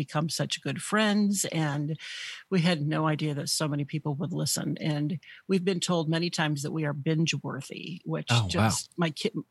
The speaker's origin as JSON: {"language": "English", "region": "Northwestern Illinois", "country": "United States", "tie": "born or raised there", "also_born_or_lived": "Wisconsin", "moved": "as an adult", "said": "I actually grew up in Illinois, in Northwestern Illinois"}